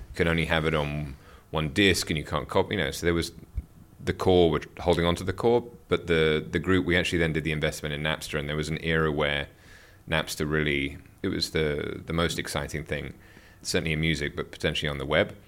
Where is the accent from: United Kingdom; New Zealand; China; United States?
United Kingdom; moved away as an adult; also born or lived in Seoul / Hong Kong / Tokyo; being a Brit. I started, born and raised in the U K